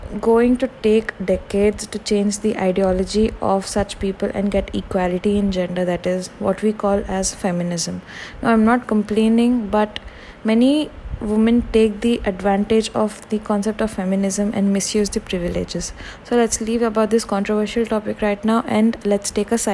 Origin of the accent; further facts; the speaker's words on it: India; Being an Indian